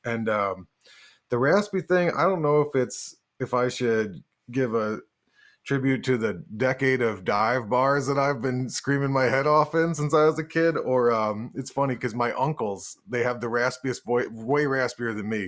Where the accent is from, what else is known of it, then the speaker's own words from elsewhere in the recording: Woodstock, New York, United States; I ended up building Spectre basses in Woodstock, New York, which is my hometown